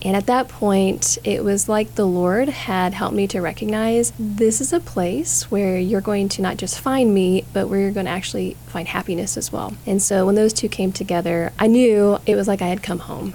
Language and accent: English; Wichita, Kansas, United States; I am originally from Wichita